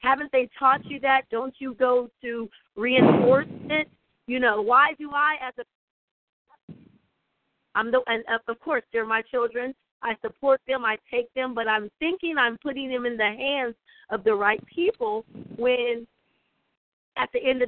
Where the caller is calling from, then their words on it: Columbia, South Carolina, United States; I'm calling in from Columbia, South Carolina. I am a parent